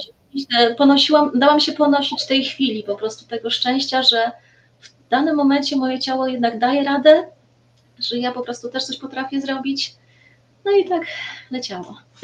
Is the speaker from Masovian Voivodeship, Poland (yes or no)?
no; Racibórz, Silesian Voivodeship, Poland; now in Bielsko-Biała, Poland; ja jestem z Raciborza. E, tam się urodziłam.